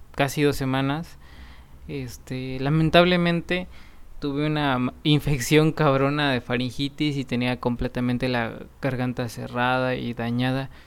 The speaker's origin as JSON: {"language": "Spanish", "region": "Chiapas", "country": "Mexico", "said": "yo soy de Chiapas"}